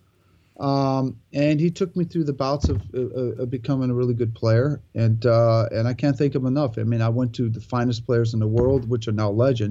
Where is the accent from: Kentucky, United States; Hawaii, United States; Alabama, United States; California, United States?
California, United States; Santa Monica; also born or lived in Australia; I was born and raised in Santa Monica, California.